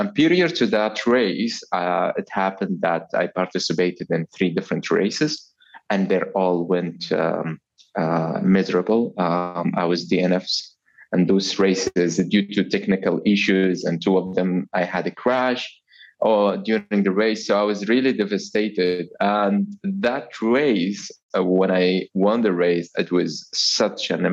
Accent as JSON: {"language": "English", "country": "Oman", "said": "I am from Oman."}